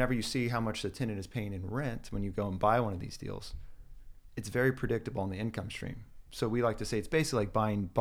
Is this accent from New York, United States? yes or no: no; Austin, Texas, United States; born and raised in Austin